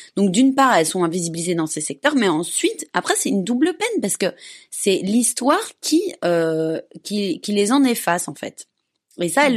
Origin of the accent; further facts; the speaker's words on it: Belgium; moved away; je suis belge